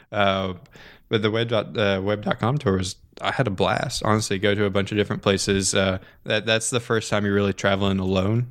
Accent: Orlando, Florida, United States; I grew up here in Orlando

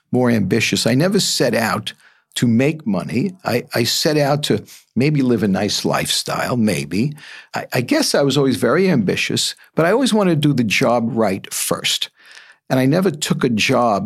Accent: New York City, New York, United States; I grew up in the Bronx

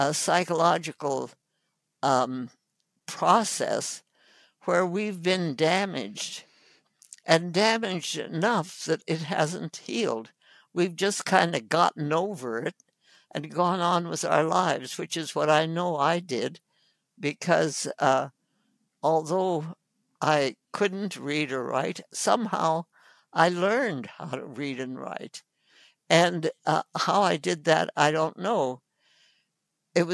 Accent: North India, India; Anyway, so I was born in India and grew up with my parents working in the villages of North India with the people of North India.

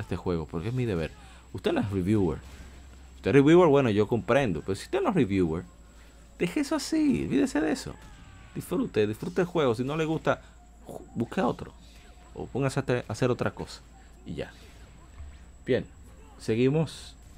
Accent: Dominican Republic; Yo soy de República Dominicana

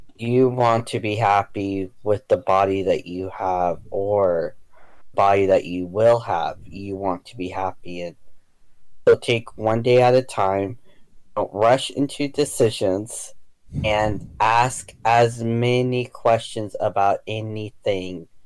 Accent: United States; being American and then also being half um, either Mexican or something else

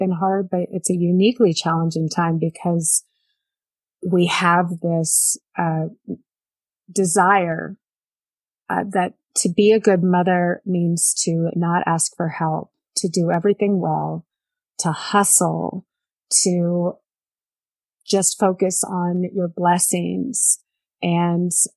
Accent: Bay Area, California, United States; I grew up in the Bay Area

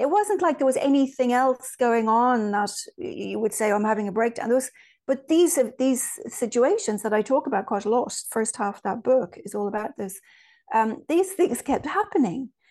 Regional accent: Ireland; moved away; also born or lived in Virginia; I was raised in Ireland

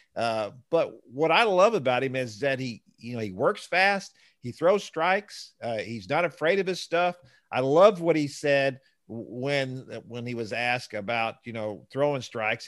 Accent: Houston, Texas, United States; growing up in Houston and watching the Astros

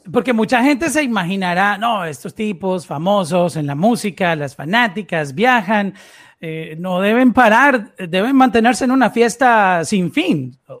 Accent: Colombia; soy colombiano

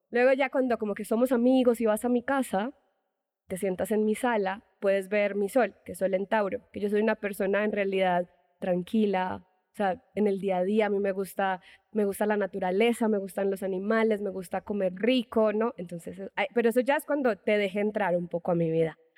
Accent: Medellín, Antioquia, Colombia; now in Mexico City, Mexico; soy colombiana, paisa de Medellín. Uh. si el acento no, no se me nota, por favor, no me odien mis paisas

